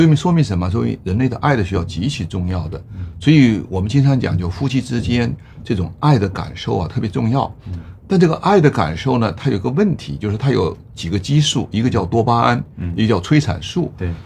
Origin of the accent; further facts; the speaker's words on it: Hunan, China; 我湖南人爱吃臭豆腐